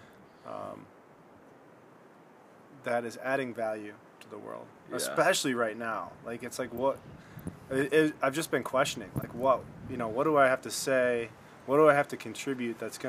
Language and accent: English; Michigan, United States; we're both from Michigan